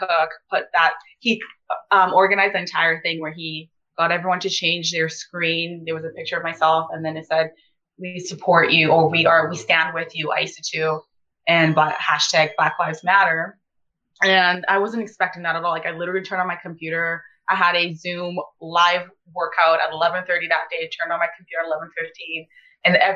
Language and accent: English; Ponoka, Alberta, Canada; English is a second language; moved away as an adult; also born or lived in Sierra Leone; I grew up in Pinoca, and I know I left and went to university elsewhere, but like, I've always been a Pinoca girl